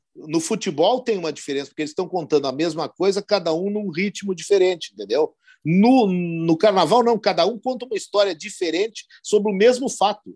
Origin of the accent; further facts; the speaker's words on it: São Francisco de Paula, Rio Grande do Sul, Brazil; eu sou de São Chico de Paula